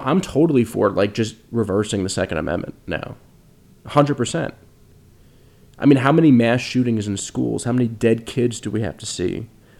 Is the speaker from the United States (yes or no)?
yes; United States; an American citizen